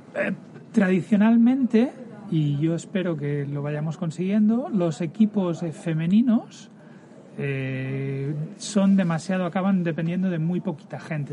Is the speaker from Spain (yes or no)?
yes; Barcelona, Catalonia, Spain; yo soy del 71, eh, siempre en el barrio de, de Horta, exalumnos a Horta, allí empiezo a jugar a, a básquet